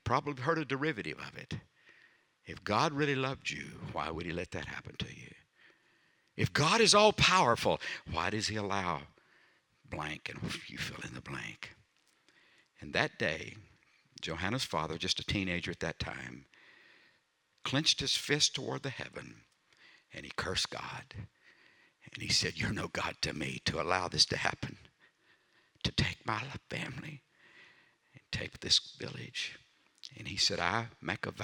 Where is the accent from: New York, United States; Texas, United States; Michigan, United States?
Texas, United States; Sour Lake; I'm from Sour Lake, Texas.